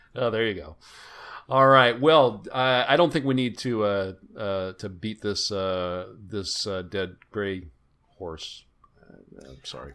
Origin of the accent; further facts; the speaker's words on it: Bay Area, California, United States; I grew up in the Bay Area.